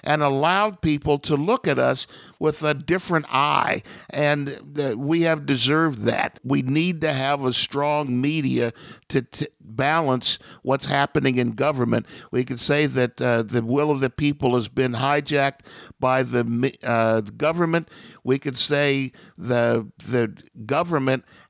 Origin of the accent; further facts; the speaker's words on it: Ohio, United States; my hometown in Ohio